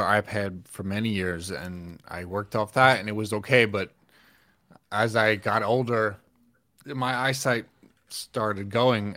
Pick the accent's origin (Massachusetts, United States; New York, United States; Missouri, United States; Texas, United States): New York, United States; also born or lived in Pennsylvania / Atlanta; now in Mount Holly, United States; I I'm from New York originally